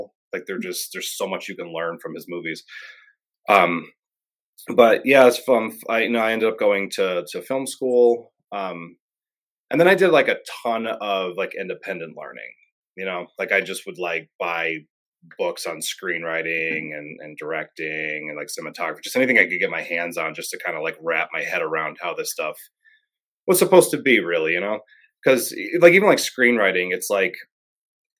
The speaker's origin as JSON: {"language": "English", "town": "Clarks Summit", "region": "Pennsylvania", "country": "United States", "tie": "born or raised there", "also_born_or_lived": "Scranton", "said": "I was born in Scranton. You know, grew up in Clark Summit, bounced around a lot, but yeah, I'm local"}